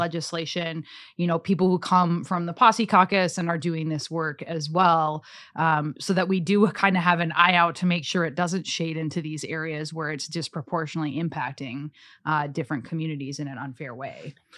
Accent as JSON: {"language": "English", "town": "Cass Lake", "region": "Minnesota", "country": "United States", "tie": "born or raised there", "moved": "yes", "lives_now": "Roseville, United States", "said": "I grew up in Cass Lake, you know, really small town"}